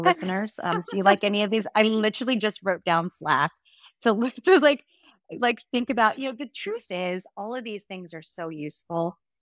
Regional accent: New Jersey, United States; moved away as an adult; also born or lived in Hong Kong / Montana; now in Israel; I grew up in New Jersey, that's where I'm from

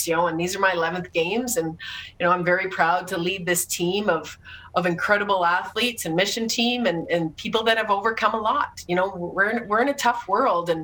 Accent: Saskatoon, Saskatchewan, Canada; I was in my hometown of Saskatoon

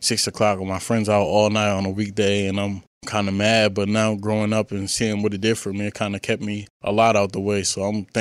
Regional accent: Wilmington, Delaware, United States; Just growing up in Wilmington, Delaware, I was from the inner city

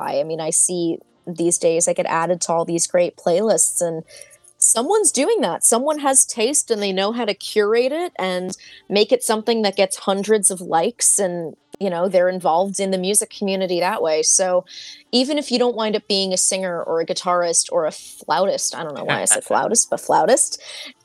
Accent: Hasbrouck Heights, New Jersey, United States; also born or lived in Philadelphia; now in Hoboken, United States; I grew up in Hasbrook Heights

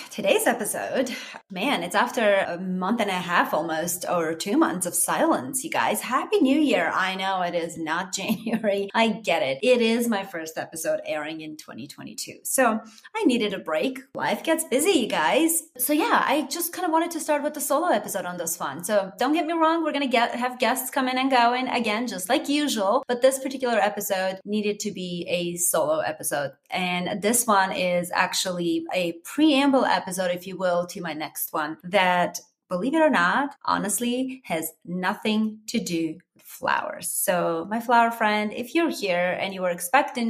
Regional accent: Armenia; English is a second language; moved away as an adult; now in United States; I am Armenian originally, wasn't born and grew up and, you know, finished college and the whole nine yards and came here to United States as an adult

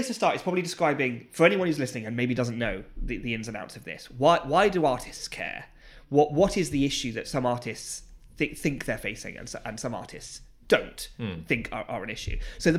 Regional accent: Gloucester, South West England, United Kingdom; I'm from Gloucester and the stuff I make, or Cheltenham, and the stuff I make comes from here.

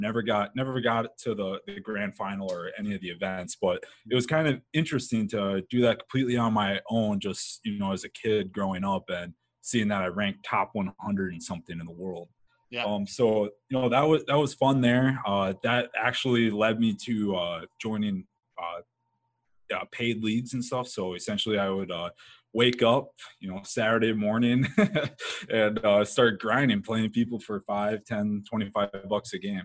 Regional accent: northern Midwest, United States; I grew up in the Midwest, mm-hmm. uh, the northern Midwest

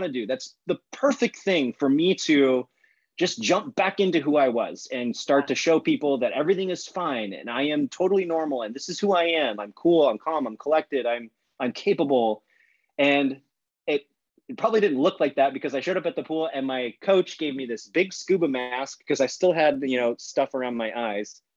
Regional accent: St. Petersburg, Florida, United States; moved away as an adult; near where I grew up in St. Pete, Florida

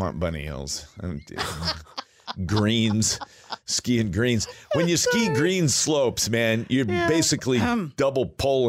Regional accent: Alaska, United States; Even though I was raised in Alaska and I drove through that pass numbers of times, it never got old.

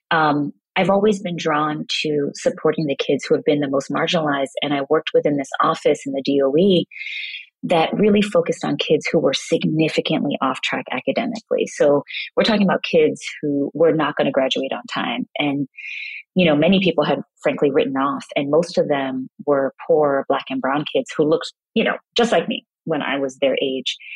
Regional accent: Kingston, Jamaica; also born or lived in Brooklyn, New York, United States; I grew up partly in Kingston, Jamaica and Brooklyn, New York

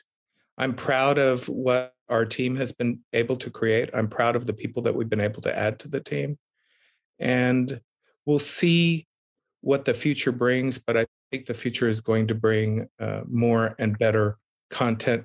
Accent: South Texas, United States; growing up in South Texas, the son of two activists

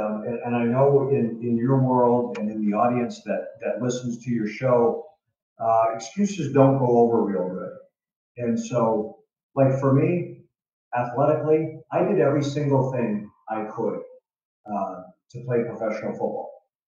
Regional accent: Tucson, Arizona, United States; also born or lived in Indiana; when I was a kid, my life started in Northwest Indiana, just outside Chicago. I grew up in a blue collar family. My dad was a carpenter. My mom was a house cleaner. They moved us to Arizona

